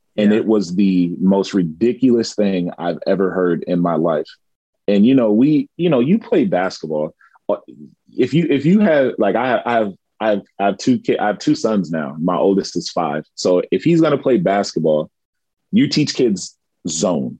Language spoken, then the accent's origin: English; California, United States; now in Japan; growing up in California